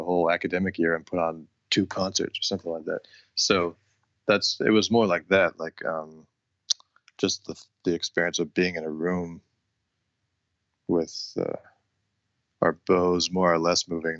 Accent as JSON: {"language": "English", "town": "Rochester", "region": "New York", "country": "United States", "tie": "born or raised there", "said": "I grew up in Rochester, New York, which is, it's a few hundred miles from New York"}